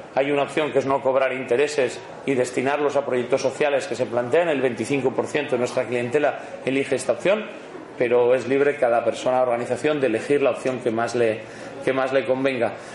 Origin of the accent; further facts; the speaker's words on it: Bilbao, Basque Country, Spain; yo soy de Bilbao, modesto y de Bilbao